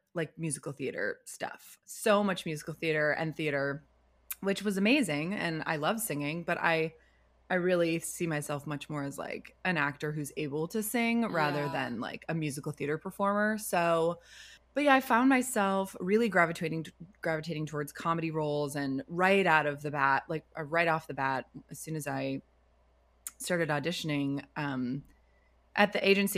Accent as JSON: {"language": "English", "region": "Connecticut", "country": "United States", "also_born_or_lived": "New York", "moved": "as an adult", "lives_now": "Los Angeles, United States", "said": "I'm from Connecticut"}